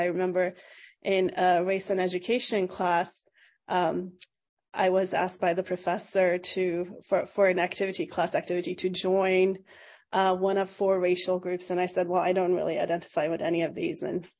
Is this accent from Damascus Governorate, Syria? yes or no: no; Aleppo, Aleppo Governorate, Syria; English is a second language; I went to an Armenian school growing up in Aleppo, but we still weren't allowed to speak our language outside of the 1 hour of Armenian instruction in our schools